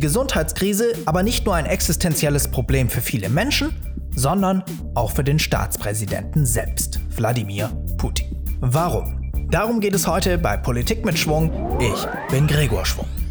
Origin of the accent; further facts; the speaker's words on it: Germany; bei uns in Deutschland